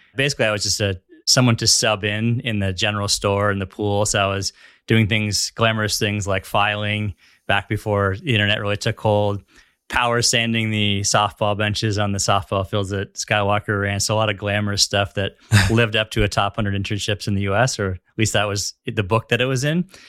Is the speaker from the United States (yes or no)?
yes; Northern California, United States; also born or lived in Los Angeles; now in San Diego, United States; growing up in Northern California